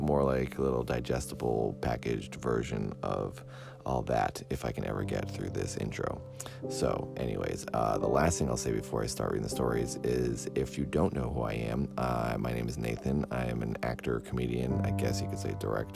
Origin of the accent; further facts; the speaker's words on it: Cape Cod, Massachusetts, United States; moved away; Since I'm from Massachusetts, and in particular Cape Cod, which is if you look at Massachusetts, it's the flexing arm part of the state. That is Cape Cod, and that's where I grew up